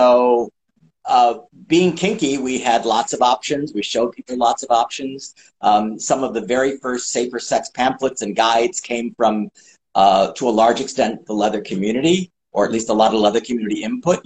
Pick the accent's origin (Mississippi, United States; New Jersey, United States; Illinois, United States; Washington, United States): Illinois, United States; Chicago; moved away; also born or lived in New York / Los Angeles; I'm from Chicago, then lived in New York for a while, Manhattan, and then moved to Los Angeles in 1980.